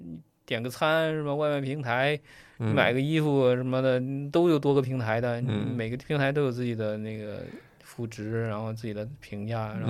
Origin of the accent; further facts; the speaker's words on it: China; 还是我们中国人相对来说比较内敛